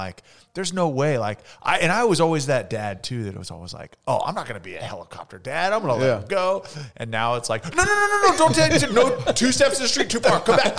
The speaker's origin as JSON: {"language": "English", "town": "Fresno", "region": "California", "country": "United States", "moved": "yes", "said": "I am from Fresno."}